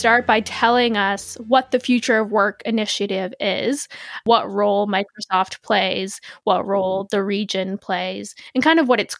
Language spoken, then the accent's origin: English; Canada; since I'm Canadian